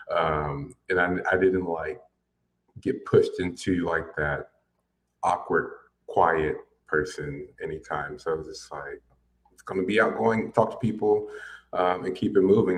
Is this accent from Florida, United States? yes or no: yes; Pensacola, Florida, United States; moved away as an adult; also born or lived in Virginia / Alabama / San Marcos, Texas / Orlando; now in Austin, United States; we moved to Pensacola, Florida, which is where both my parents are actually from